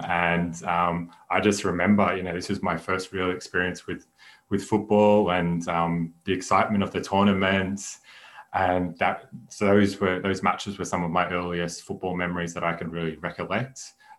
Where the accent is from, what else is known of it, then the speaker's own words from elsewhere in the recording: Australia; also born or lived in Netherlands; As you will hear by my accent, I was born and raised in Australia, but with Dutch background.